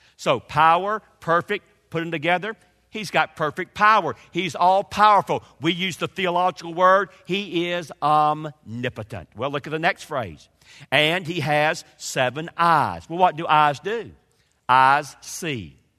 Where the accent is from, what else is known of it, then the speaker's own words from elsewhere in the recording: Georgia, United States; also born or lived in Kentucky; now in North Carolina, United States; I grew up in Georgia.